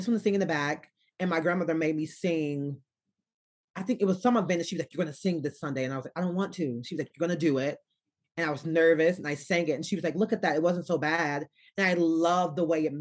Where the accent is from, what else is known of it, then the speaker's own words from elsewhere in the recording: Arkansas, United States; I'm from Arkansas.